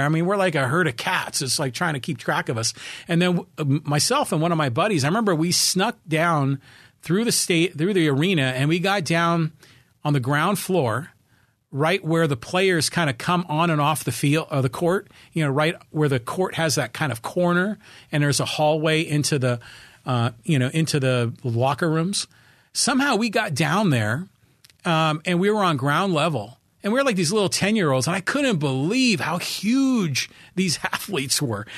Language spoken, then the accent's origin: English; Bay Area, California, United States; now in San Diego, United States; I grew up in the Bay Area